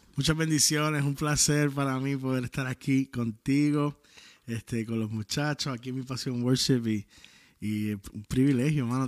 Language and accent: Spanish; Puerto Rico; soy de Puerto Rico.